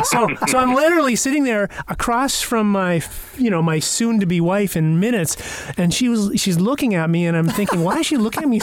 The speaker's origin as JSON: {"language": "English", "region": "Yukon", "country": "Canada", "tie": "born or raised there", "moved": "yes", "said": "I grew up in the Yukon"}